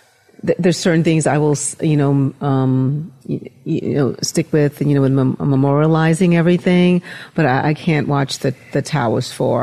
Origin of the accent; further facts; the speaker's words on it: New York, United States; moved away as an adult; I'm from New York, born and raised, and I used to work on Wall Street, and I worked at the 2 World Trade Center for a couple of years. Beautiful building, just beautiful area. And I already left New York about a couple of years before 9/11